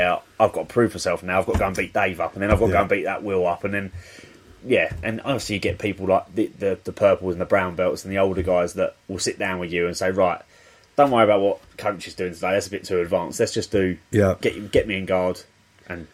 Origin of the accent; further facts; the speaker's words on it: Medway, South East England, United Kingdom; I've grown up in Medway as well